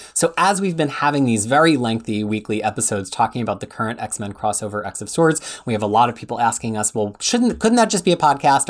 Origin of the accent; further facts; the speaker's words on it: Philadelphia, Pennsylvania, United States; moved away as an adult; now in Wellington, New Zealand; I moved from Philadelphia, where Freya is now, where I lived my entire life, to Wellington, New Zealand in twenty seventeen